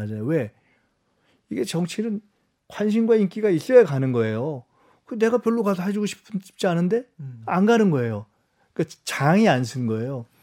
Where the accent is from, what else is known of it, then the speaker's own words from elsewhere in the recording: Seoul, South Korea; 제가 굳이 영등포를 온 이유는 여기가 제 고향이고